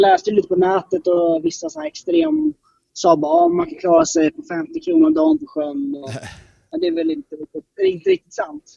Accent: Stockholm, Stockholm County, Sweden; kommer från norra Stockholm

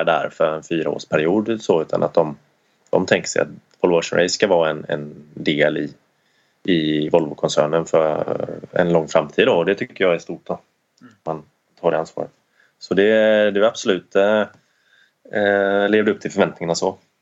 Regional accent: Sweden; som svensk

